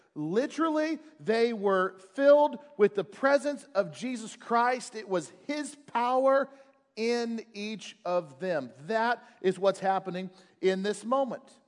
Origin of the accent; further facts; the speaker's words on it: United States; I am an American